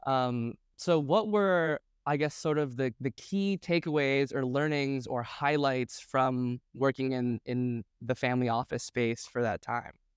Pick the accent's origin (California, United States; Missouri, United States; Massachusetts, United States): Massachusetts, United States; Boston; moved away; I was based in Boston at the time, and I thought that was my my value add to the community was that I was from Boston